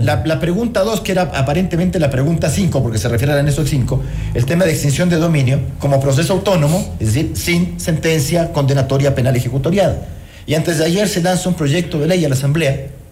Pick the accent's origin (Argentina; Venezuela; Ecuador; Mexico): Ecuador; esos somos los ecuatorianos